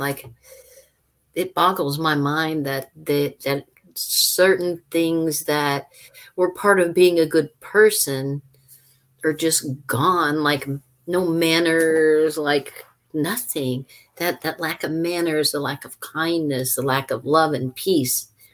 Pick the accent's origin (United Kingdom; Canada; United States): United States; Louisiana; Louisiana, my home state